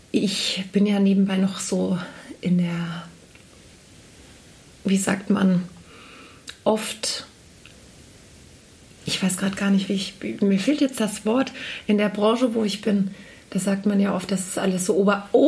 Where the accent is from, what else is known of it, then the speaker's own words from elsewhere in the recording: Hesse, Germany; accent: Hessian; moved away; Ich meine, ich lebe Mundart. über 20 Jahre nicht mehr in Hessen, aber trotzdem hört man das.